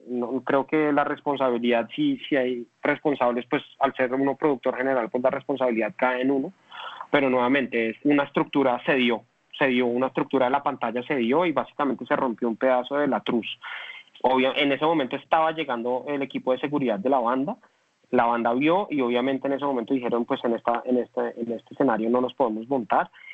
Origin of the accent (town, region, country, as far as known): Colombia